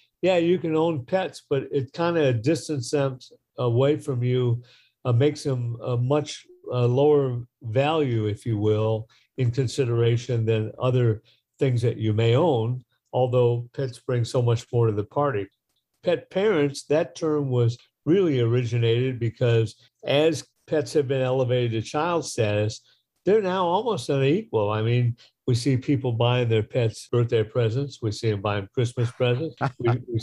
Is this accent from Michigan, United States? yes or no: yes; Detroit, Michigan, United States; I grew up in the Midwest. I grew up in Detroit